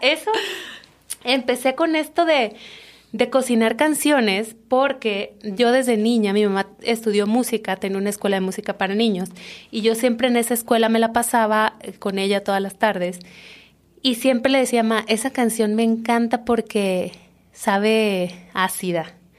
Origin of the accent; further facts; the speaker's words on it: Comalcalco, Tabasco, Mexico; moved away as an adult; yo soy de un pueblo que se llama Comalcalco, que está en Tabasco